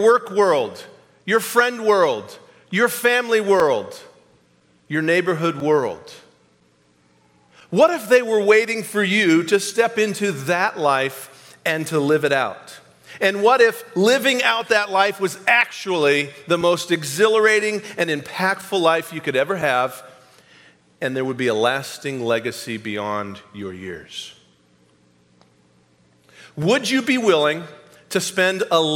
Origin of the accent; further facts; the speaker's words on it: New England, United States; now in Kansas City, United States; I came from New England, born and raised there